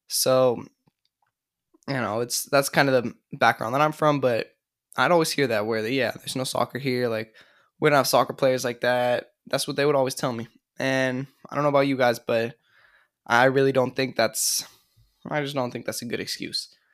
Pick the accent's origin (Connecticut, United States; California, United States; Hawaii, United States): California, United States; moved away as an adult; also born or lived in upstate New York; I'm from California, but I went to school in upstate New York